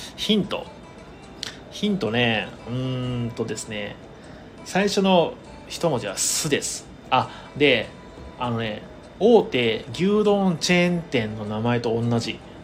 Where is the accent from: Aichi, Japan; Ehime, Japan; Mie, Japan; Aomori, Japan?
Ehime, Japan; 地元の愛媛県